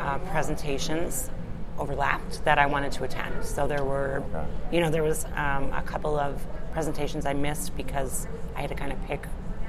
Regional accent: Upper Michigan, United States; moved away as an adult; now in Hobart, United States; I am originally from Upper Michigan. I was a police officer for 22 years and police chief there for the last three. Moved down to Indiana

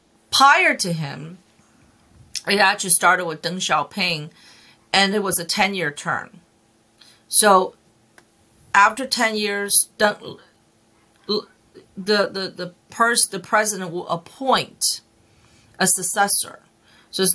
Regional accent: China; moved away; I grew up in China

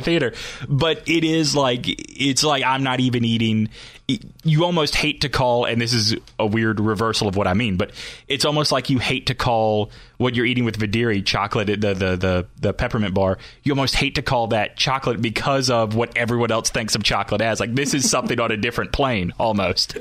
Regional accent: Alabama, United States; moved away; I grew up in Alabama, so a lot of friends and family still down there.

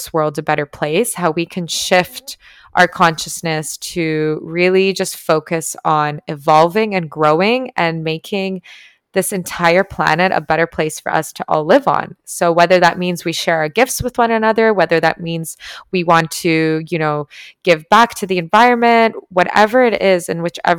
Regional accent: Toronto, Ontario, Canada; moved away as an adult; now in Tulum, Mexico; I'm from Toronto

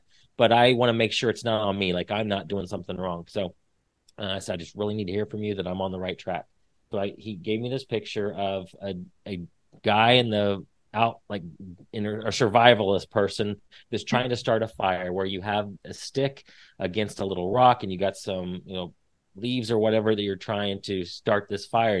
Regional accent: Indiana, United States; moved away as an adult; now in Texas, United States; I'm from Indiana originally, moved to Texas in 2008, got married.

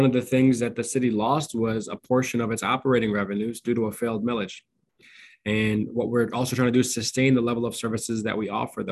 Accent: Dearborn, Michigan, United States; born or raised there

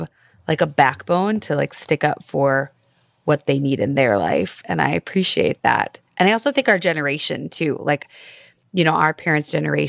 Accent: the Midwest, Minnesota, United States; we're all from the Midwest. I think boundaries are a huge challenge for people who live in the Midwest who are Minnesota nice

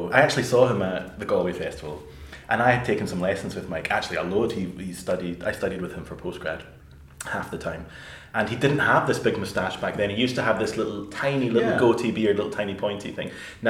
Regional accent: Glasgow, Scotland, United Kingdom; accent: Glaswegian; I could not believe my accent. It's so Glaswegian. I had no idea my accent has really changed.

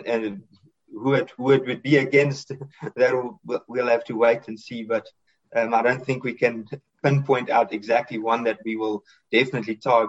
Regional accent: South Africa; So being South African, more or less, that's always up for me.

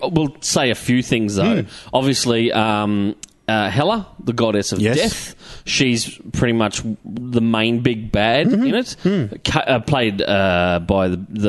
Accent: Australia

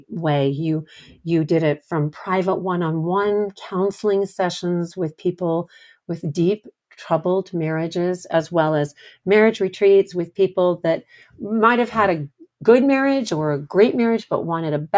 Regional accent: Coronado, California, United States; I was born in Coronado

